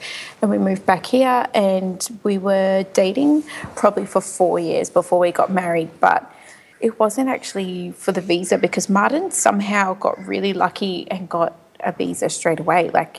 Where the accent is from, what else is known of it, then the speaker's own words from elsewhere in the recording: Brisbane, Queensland, Australia; I am born and raised in Brisbane. Just out in the suburbs, nothing special.